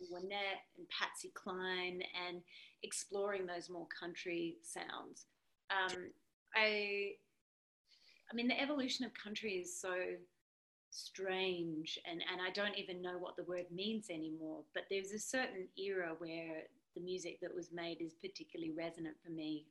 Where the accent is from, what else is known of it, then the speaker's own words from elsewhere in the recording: Australia; moved away; being an Aussie